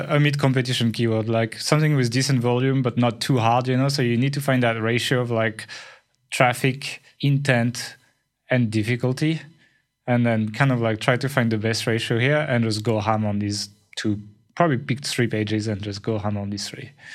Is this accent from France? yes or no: yes; France; accent: French